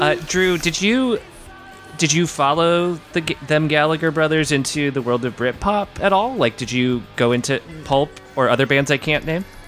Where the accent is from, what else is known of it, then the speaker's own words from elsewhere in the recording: United Kingdom; as a British person